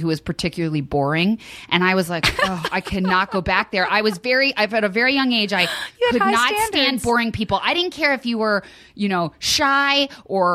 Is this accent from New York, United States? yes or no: no; Westfield, New Jersey, United States; also born or lived in Princeton, New Jersey; I was born in Princeton, New Jersey, but I grew up in Westfield, New Jersey my whole life